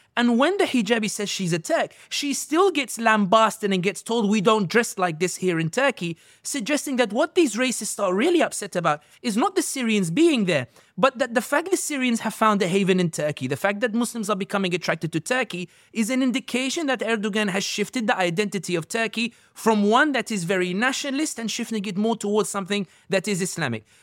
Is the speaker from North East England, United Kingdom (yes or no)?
no; London, United Kingdom; somebody born and raised in London